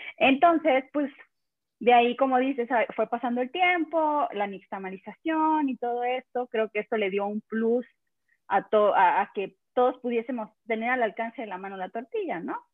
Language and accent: Spanish; El Espinal, Oaxaca, Mexico; now in Mexico City, Mexico; Estoy en Ciudad de México y soy de Oaxaca, del Istmo de Tehuantepec